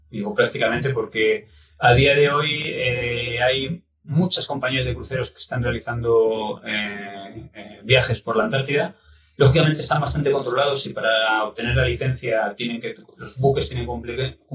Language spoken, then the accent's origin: Spanish; Zamora, Castile and León, Spain; siempre que por temas de trabajo me toca pasar la Semana Santa fuera de, España y de Zamora, pues eh, es un, pequeño dolor en el corazón.